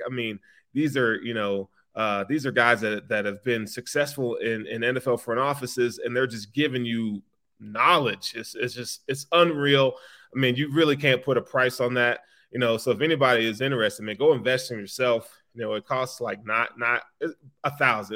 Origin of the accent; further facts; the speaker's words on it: Chattanooga, Tennessee, United States; accent: country; moved away; I'm from Chattanooga, dog. Like, I'm a, I'm a country dude all the way